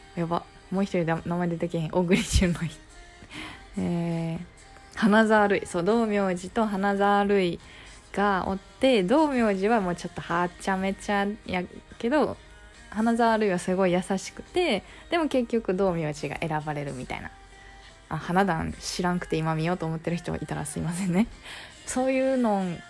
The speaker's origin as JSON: {"language": "Japanese", "region": "Kansai", "country": "Japan", "accent": "Kansai dialect", "said": "これって結構関西弁が出るワードだと思うんですよ"}